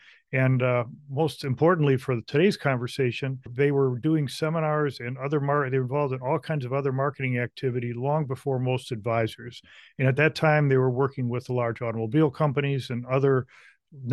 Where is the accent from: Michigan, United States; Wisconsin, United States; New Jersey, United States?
Michigan, United States; I grew up in Michigan, which is where our company is headquartered, White Glove.